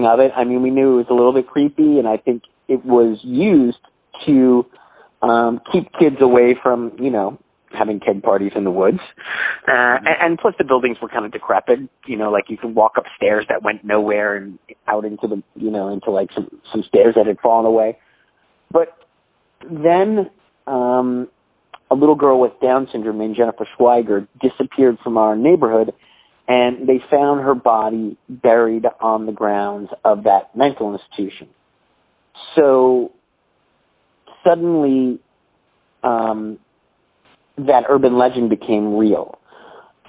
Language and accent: English; New York City, New York, United States; growing up in Staten Island, we had always heard about this guy, Cropsey